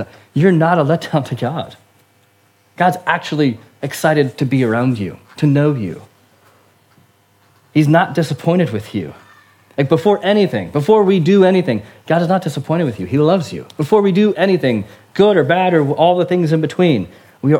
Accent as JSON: {"language": "English", "country": "United States", "moved": "yes", "lives_now": "United Kingdom", "said": "as an American living in the UK"}